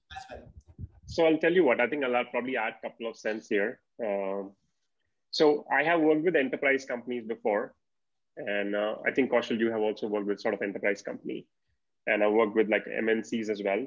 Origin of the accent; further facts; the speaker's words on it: India; as an Indian